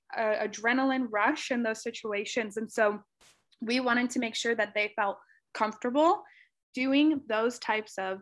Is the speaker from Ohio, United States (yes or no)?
yes; Cincinnati, Ohio, United States; moved away as an adult; now in Rochester, United States; my hometown, Cincinnati, Ohio